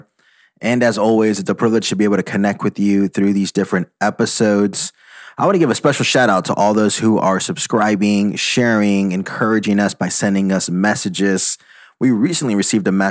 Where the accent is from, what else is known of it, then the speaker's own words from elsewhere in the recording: Texas, United States; moved away; I'm originally from Texas, or how I like to say the great country of Texas.